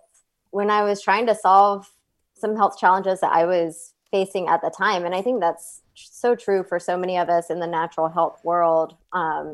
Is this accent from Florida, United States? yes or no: no; Atlanta, Georgia, United States; moved away as an adult; now in Dallas, United States; I grew up in Atlanta, Georgia.